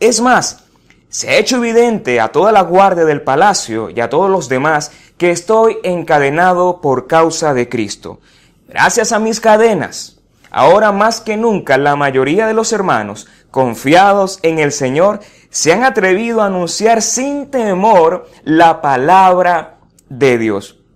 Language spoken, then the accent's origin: Spanish; Venezuela; una cantidad de situaciones que como venezolanos vivimos a diario y nos caracterizamos de alguna forma